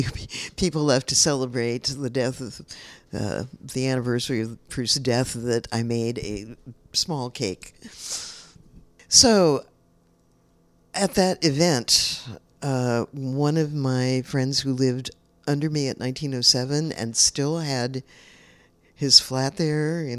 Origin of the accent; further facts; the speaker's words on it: San Francisco, California, United States; I grew up in San Francisco in a time when it was full of artists